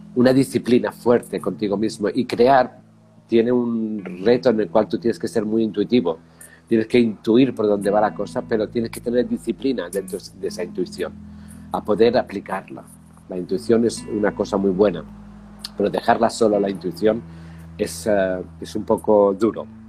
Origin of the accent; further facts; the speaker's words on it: Spain; moved away as an adult; also born or lived in Barcelona / Paris / London / United States; yo soy español